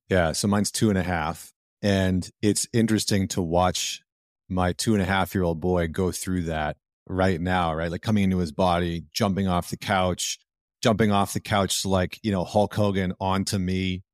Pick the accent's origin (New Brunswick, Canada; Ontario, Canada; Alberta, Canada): Alberta, Canada; Northern; growing up in Northern Alberta.